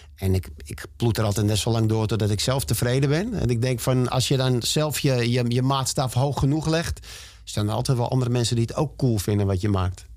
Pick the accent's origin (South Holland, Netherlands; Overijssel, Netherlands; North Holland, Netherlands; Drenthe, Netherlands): North Holland, Netherlands; Amsterdam; ik ben in Amsterdam geboren en ik ga er in mijn kist pas weer vandaan